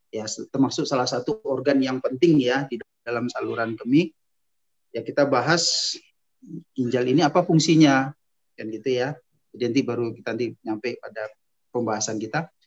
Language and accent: Indonesian; Medan, North Sumatra, Indonesia; Ana lahirnya, mulai dari lahir ya, singkat aja, lahir di kota Medan pada tahun 1976, kemudian Ana melanjutkan pendidikan sampai Ana sekolah eh, S1 ambil dokter umumnya di USU Sumatera Utara di Medan.